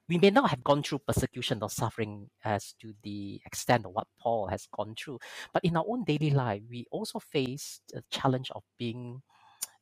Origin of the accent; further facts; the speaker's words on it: Malaysia; I come from Malaysia, a majority Muslim country.